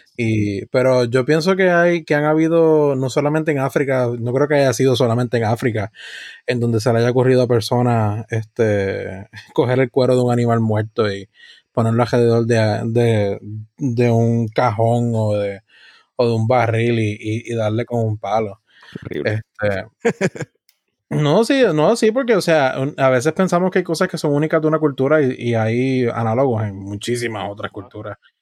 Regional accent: Puerto Rico; tenemos como puertorriqueño, que indudablemente es parte de, nuestra identidad

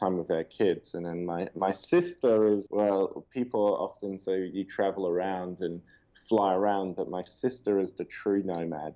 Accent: Perth, Western Australia, Australia; growing up in Perth

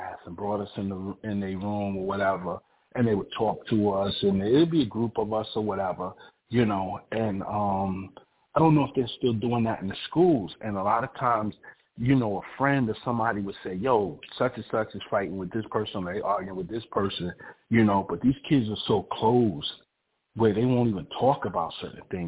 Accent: New York, United States; moved away; I'm originally from New York.

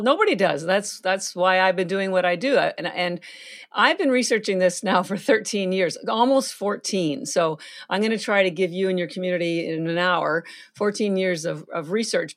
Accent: Canada; moved away as an adult; now in Boston, United States; I'm Canadian, I have, I do live in Boston, I've been here thirty-three years, but all my family's still in Canada

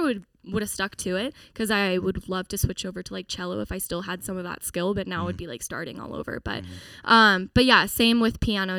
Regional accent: Seattle, Washington, United States; moved away as an adult; now in Nashville, United States; I am a singer-songwriter originally from Seattle, Washington, and now here in Nashville, Tennessee.

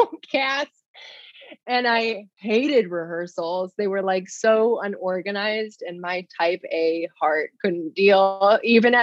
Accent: Burr Ridge, Illinois, United States; I grew up in ye olde Burr Ridge, Illinois. It's like the southwest suburbs of Chicago.

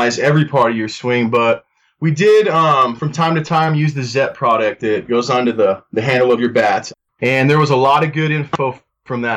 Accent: Greeley, Colorado, United States; I'm originally from Greeley, Colorado. Grew up, played at Greeley West High School

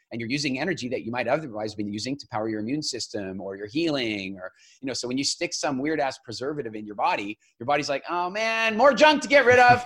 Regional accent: Eastern Canada, Canada; I grew up in Eastern Canada

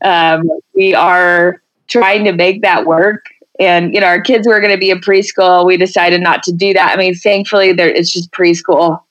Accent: Denton, Texas, United States; moved away as an adult; now in Colorado Springs, United States; from Texas, so I will always claim

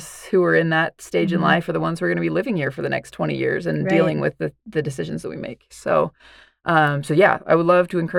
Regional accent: West Valley City, Utah, United States; now in Kaysville, United States; I grew up in West Valley

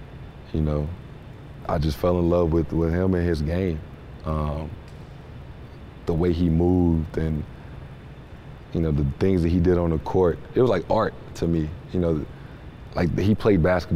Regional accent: St. Louis, Missouri, United States; I'm from St. Louis

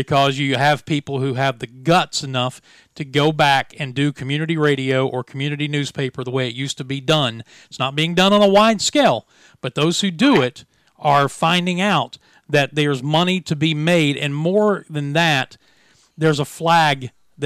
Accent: Williamson, West Virginia, United States; our hometown newspaper, this is Williamson, West Virginia

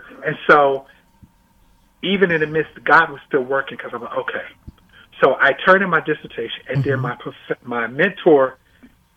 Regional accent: Fort Wayne, Indiana, United States; moved away as an adult; I grew up in Fort Wayne, Indiana

